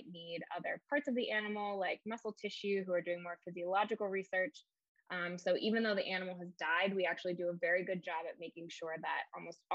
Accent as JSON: {"language": "English", "region": "Pennsylvania", "country": "United States", "also_born_or_lived": "Wilmington, North Carolina", "moved": "as an adult", "said": "I'm originally from Pennsylvania"}